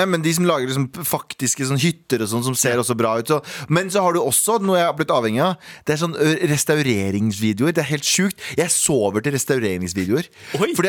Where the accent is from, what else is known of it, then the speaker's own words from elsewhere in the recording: Mysen, Østfold, Norway; Jeg er fra Mysen